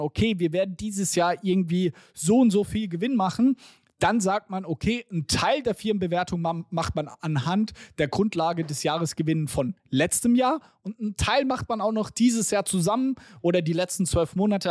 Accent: Germany; wir als Deutsche

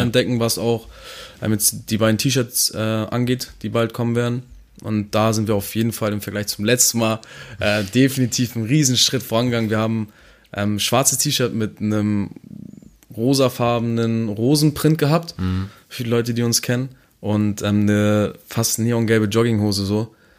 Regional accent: Neumünster, Schleswig-Holstein, Germany; ich komme aus meiner Stadt, ich bin auch stolz auf meine Stadt

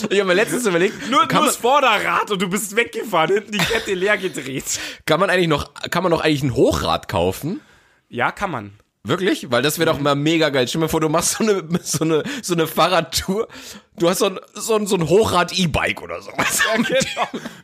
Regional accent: Munich, Bavaria, Germany; wir als Münchner sind da hingejuckelt und wir fanden das mega cool. In München bist du nicht so 100% immer in die Clubs gekommen.

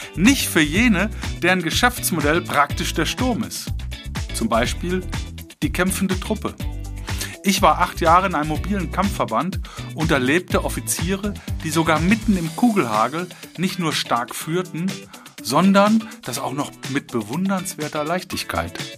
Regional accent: Cologne, North Rhine-Westphalia, Germany; moved away; in meiner alten Heimat in Köln

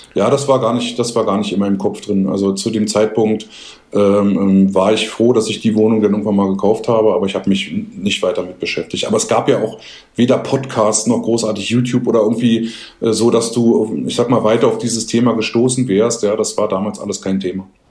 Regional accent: Berlin, Germany; ich bin selber in der, in der Einflugschneise vom Flughafen Tempel groß geworden

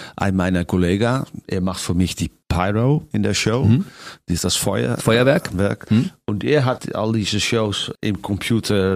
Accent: Netherlands; German is a second language; moved away as an adult; also born or lived in Las Vegas, United States / Germany; nach meiner Heimat äh, Holland

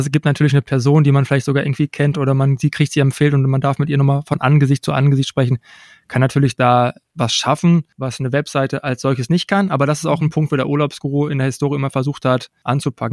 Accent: Unna, North Rhine-Westphalia, Germany; Ich komme gebürtig aus Unna, aus dem Kreis Unna, bin hier 1985 geboren

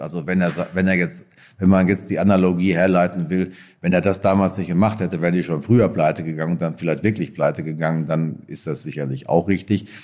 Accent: Marsberg, North Rhine-Westphalia, Germany; in dem Ort, wo ich herkomme, in Seelendorf, wo ich geboren bin. Äh, Marsberg. Äh, Erlinghausen ist es

